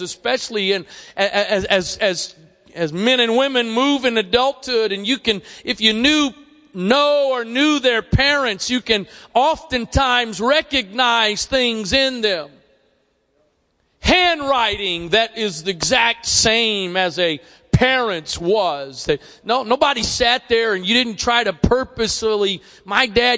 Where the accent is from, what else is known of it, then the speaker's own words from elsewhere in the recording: Annapolis, Maryland, United States; also born or lived in Arnold, Maryland; I'm from here. I'm born and raised in Annapolis.